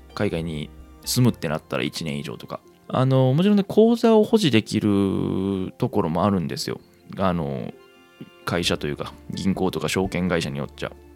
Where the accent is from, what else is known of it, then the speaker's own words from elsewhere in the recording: Kansai, Japan; moved away; 生まれも育ちも関西という生粋の関西人